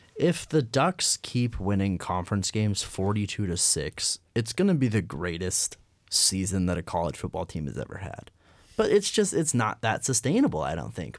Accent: Colorado, United States; moved away; growing up in Colorado, I was growing up when Colorado, Nebraska was still a rivalry

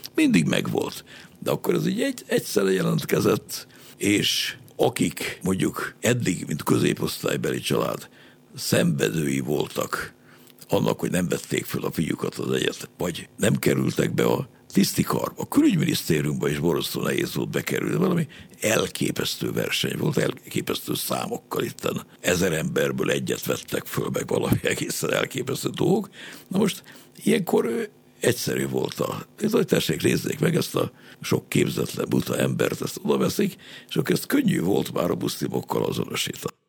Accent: Hungary; modern emberként, magyarként

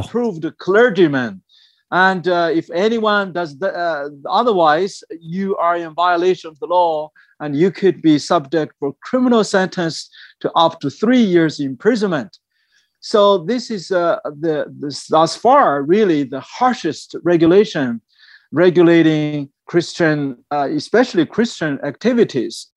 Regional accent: China; moved away; when I was at my hometown area

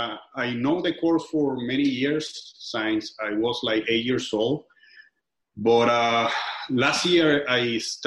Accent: Venezuela; now in Miami, United States; I'm from Venezuela. I live in Miami, Florida.

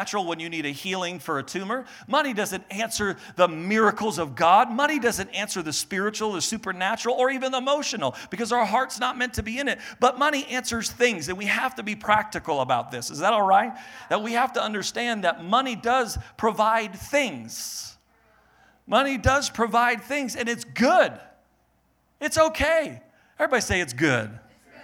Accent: Maine, United States; I was born in Maine. We're from the East Coast

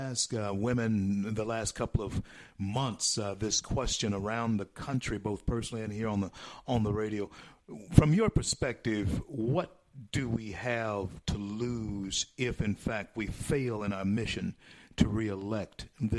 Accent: DeSoto Parish, Louisiana, United States; also born or lived in Opelousas / Lake Charles; I'm from DeSoto Parish where the Haynesville Shale is.

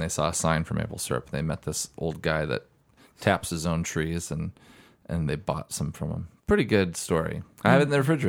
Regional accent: Oregon, United States; moved away; I was just back in my hometown in Oregon a couple days ago.

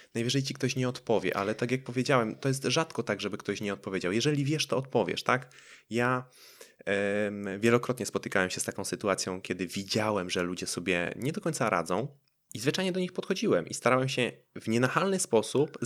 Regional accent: Poland

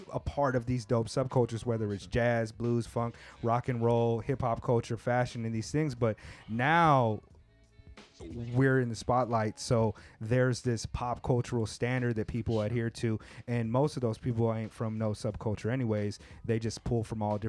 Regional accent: California, United States; I grew up in California.

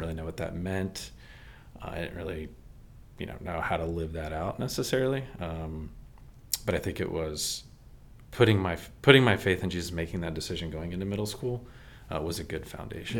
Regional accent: Maryland, United States; also born or lived in Texas; And then we moved to Maryland at that point

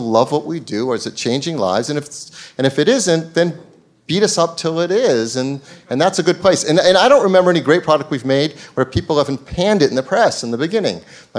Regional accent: Boston, Massachusetts, United States; I grew up in Boston, so I'm a big Boston sports fan.

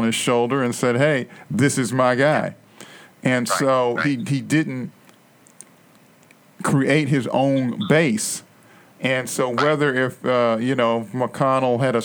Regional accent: Louisville, Kentucky, United States; I'm born and raised in Louisville, and I'm active on various issues in the community.

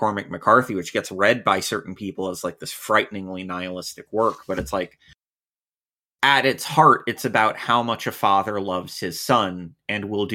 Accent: United States; being quite literally an American, being immersed like to my eyeballs in the same cultural noise and cultural civic religious objects that this book is about since birth.

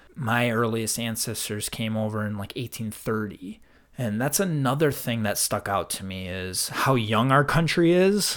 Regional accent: Midwest, United States; We're from white Midwest, cold winters

